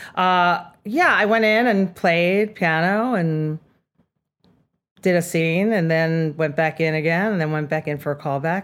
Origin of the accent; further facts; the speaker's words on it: Rockland County, New York, United States; I grew up in Rockland County